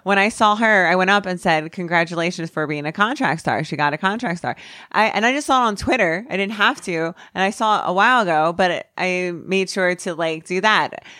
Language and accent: English; New Jersey, United States; I'm from New Jersey. I'm raised with it